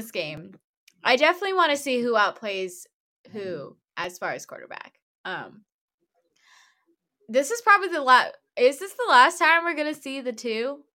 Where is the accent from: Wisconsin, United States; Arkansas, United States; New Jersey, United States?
Wisconsin, United States; I'm from Wisconsin.